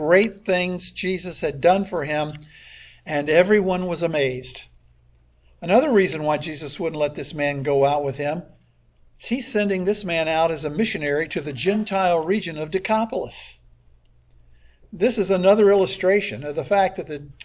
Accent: Pinellas County, Florida, United States; I grew up here in Pinellas County when it was far more rural than it is now

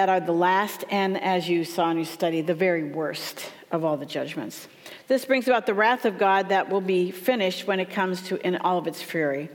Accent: Minnesota, United States; moved away; I'm from Minnesota, so we have a lot of Svens and Oles up there

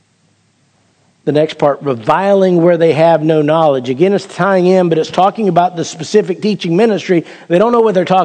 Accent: Perry, United States; I grew up in Perry. You can't grow up in Perry without hunting some

